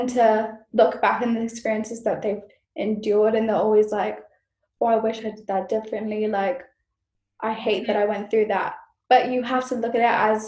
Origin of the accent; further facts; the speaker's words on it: Malaysia; moved away as an adult; now in United Kingdom; being Malaysian